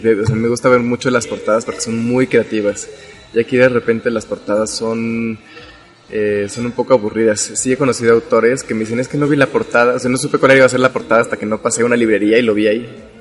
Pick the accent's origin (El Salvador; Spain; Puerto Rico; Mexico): Mexico